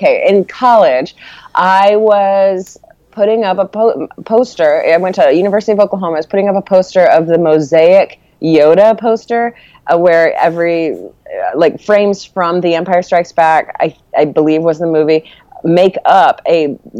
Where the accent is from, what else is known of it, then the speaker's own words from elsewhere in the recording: Malaysia; also born or lived in Corpus Christi, Texas; And so when I was 3, we moved from our home in Corpus Christi to Malaysia, and that's where his job took him.